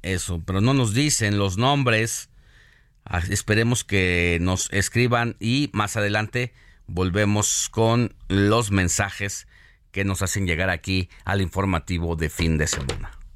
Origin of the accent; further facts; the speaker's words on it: Mexico; nos hizo sentir orgullosos como mexicanos